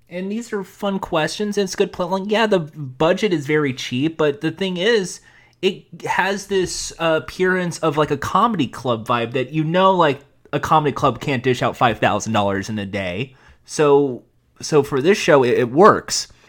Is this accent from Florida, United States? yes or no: no; Los Angeles, California, United States; I'm from Los Angeles